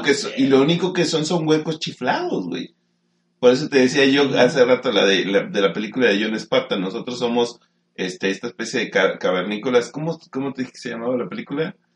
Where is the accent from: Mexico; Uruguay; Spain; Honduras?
Mexico; Estamos en México